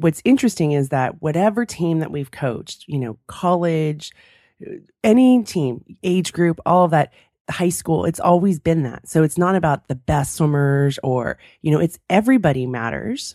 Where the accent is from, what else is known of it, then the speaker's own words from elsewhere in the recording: California, United States; moved away; I grew up in California, I'm used to sunshine